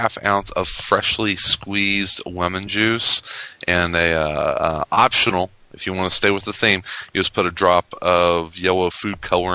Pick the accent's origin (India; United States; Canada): United States; Southern Illinois; now in Chicago, United States; I'm from Southern Illinois, and it's soda.